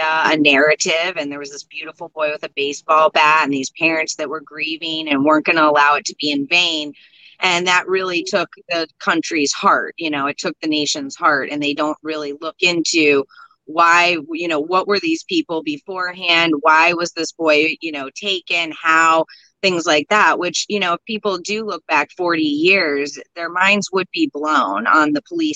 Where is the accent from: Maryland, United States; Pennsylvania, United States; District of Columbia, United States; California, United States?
California, United States; Los Angeles; also born or lived in India; I was brought up in Hollywood and media and all